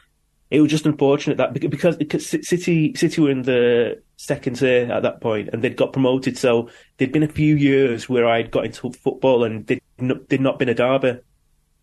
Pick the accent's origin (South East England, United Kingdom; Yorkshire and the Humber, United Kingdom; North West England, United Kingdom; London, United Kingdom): North West England, United Kingdom; Manchester; growing up in Manchester